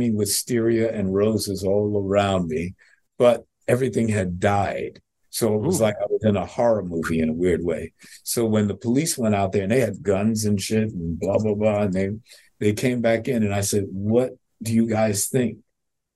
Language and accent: English; New York, United States; now in Miami, United States; I'm a New Yorker.